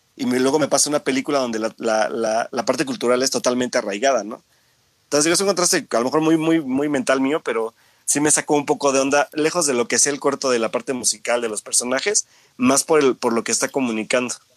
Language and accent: Spanish; Mexico; como mexicano